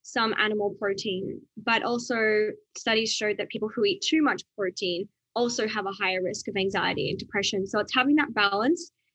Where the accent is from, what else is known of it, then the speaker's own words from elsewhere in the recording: Outback Australia, Australia; where I grew up in Outback Australia